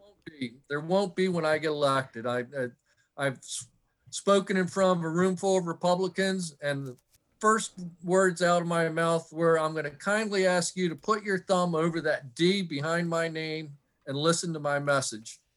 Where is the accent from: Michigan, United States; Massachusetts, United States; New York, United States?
Michigan, United States; moved away as an adult; also born or lived in Newark, Delaware; now in Fair Hill, United States; I grew up in Michigan and moved down to, uh, Newark, Delaware to go to the University of Delaware in nineteen eighty-two